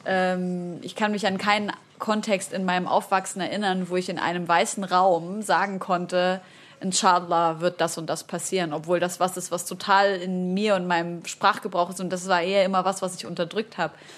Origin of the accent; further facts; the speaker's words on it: Syria; Ich als Syrerin